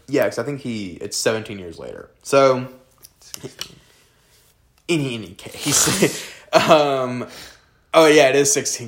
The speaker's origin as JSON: {"language": "English", "region": "the South", "country": "United States", "said": "We are both people from the South."}